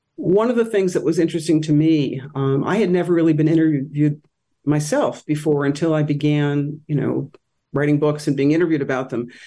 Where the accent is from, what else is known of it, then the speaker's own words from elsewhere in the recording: Rochester, New York, United States; moved away as an adult; also born or lived in Hartford, Connecticut / West Hartford, Connecticut; First couple years in New York City, then West Hartford, and then Rochester, where I was the editor of my high school newspaper